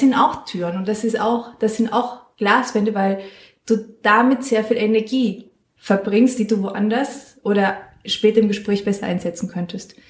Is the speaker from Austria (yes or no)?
no; San Miguel de Allende, Guanajuato, Mexico; now in Mainz, Germany; Ich komme aus San Miguel de Allende das ist eine Stadt in Mexiko